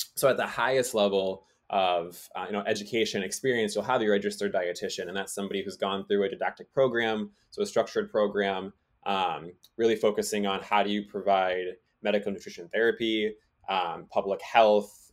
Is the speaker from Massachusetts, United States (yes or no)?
yes; Massachusetts, United States; growing up in Massachusetts